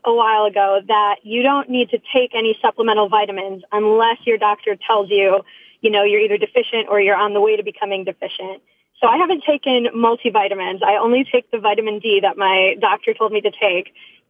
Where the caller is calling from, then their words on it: Chicago, Illinois, United States; I'm calling from Chicago.